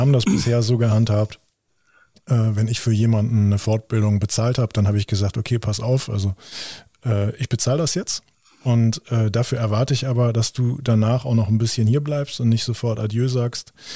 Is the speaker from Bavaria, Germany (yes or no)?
no; Lower Saxony, Germany; bei uns in Niedersachsen